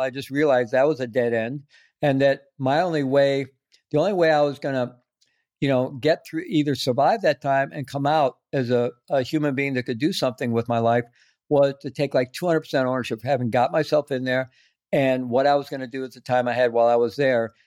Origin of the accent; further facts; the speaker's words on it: Missouri, United States; moved away as an adult; also born or lived in South America; I grew up in Missouri.